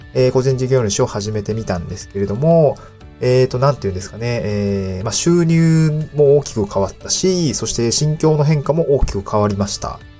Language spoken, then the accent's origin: Japanese; Niigata, Japan; moved away as an adult; also born or lived in Aomori / Tokyo; now in Awaji Island, Japan; 僕はもともと新潟出身で